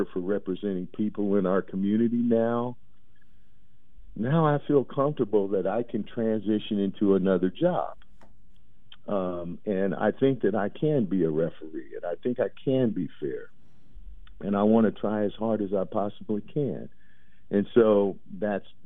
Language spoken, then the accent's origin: English; Portland, Oregon, United States; I'm from Portland, Oregon, born and raised.